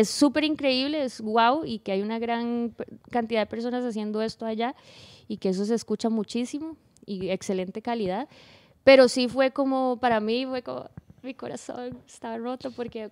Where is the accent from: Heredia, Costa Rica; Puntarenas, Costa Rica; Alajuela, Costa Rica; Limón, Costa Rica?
Puntarenas, Costa Rica; moved away as an adult; now in San José, Costa Rica; yo soy de un pueblo, de la playa, ahí no está pasando nada, se llama Punta Arenas amo mi pueblo Punta Arenas, pero yo tuve que moverme a vivir a San José